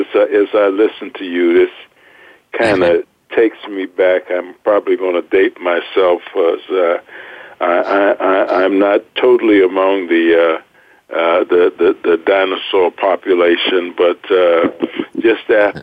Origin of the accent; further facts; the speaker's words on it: Miami, Florida, United States; I grew up in South Florida. Gary is in South Florida, but I grew up in the Miami area.